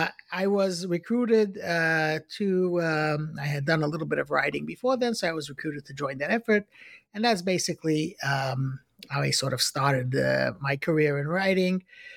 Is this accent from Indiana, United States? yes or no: no; Brooklyn, New York, United States; I was born in Brooklyn, in Crown Heights, which I guess is usually when I meet Jews, they're usually from Brooklyn. I'm sure there are Jews that are not from Brooklyn, but lots of us are from Brooklyn. I grew up in Crown Heights.